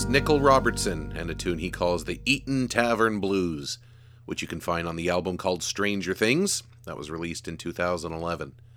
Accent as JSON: {"language": "English", "town": "Churchill", "region": "Manitoba", "country": "Canada", "said": "I was from Churchill"}